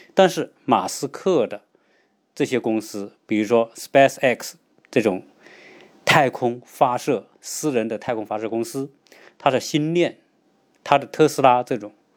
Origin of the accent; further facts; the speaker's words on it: China; 我们中国人